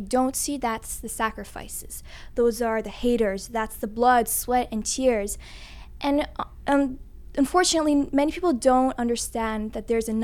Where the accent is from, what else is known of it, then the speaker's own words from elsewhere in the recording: Toronto, Ontario, Canada; first language English; I'm born and raised in Canada